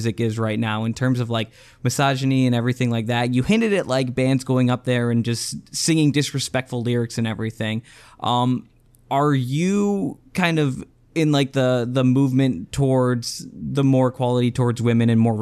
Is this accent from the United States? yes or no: yes; Michigan, United States; I'm from Michigan